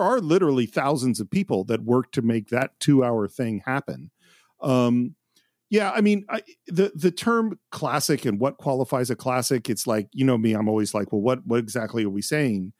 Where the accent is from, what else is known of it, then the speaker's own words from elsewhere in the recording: Bay Area, California, United States; I grew up in the Bay Area, which is the home of the free speech movement